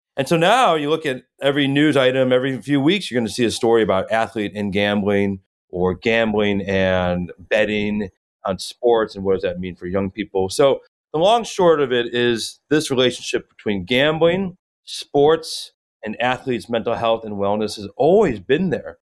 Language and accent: English; Chicago, Illinois, United States; moved away as an adult; now in Los Angeles, United States; I grew up in Chicago, a huge Chicago sports fan